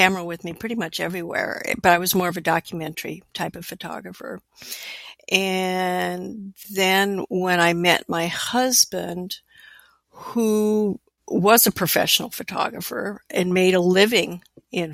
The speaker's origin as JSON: {"language": "English", "region": "Alaska", "country": "United States", "tie": "born or raised there", "said": "I was born and raised in Alaska, and graduated high school there"}